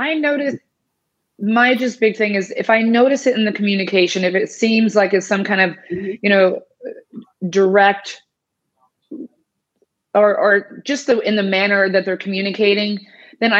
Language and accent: English; United States; moved away